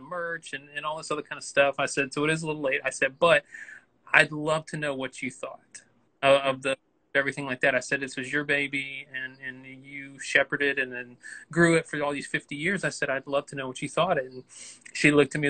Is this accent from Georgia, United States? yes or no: yes; Newnan, Georgia, United States; also born or lived in Atlanta; I'm raised in Georgia and everything like that. I'm from Noonan and everything, but I feel like Atlanta kind of adopted me